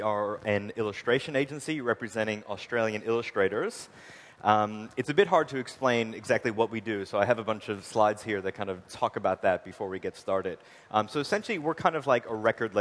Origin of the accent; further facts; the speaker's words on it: Long Island, New York, United States; I'm originally from Long Island, New York